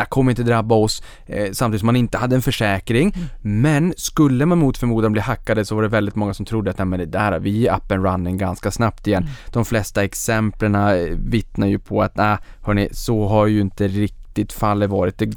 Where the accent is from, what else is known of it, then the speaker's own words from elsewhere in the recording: Sweden; Det är för dels som svensk så blir man stolt, ja. man tycker att det är lite häftigt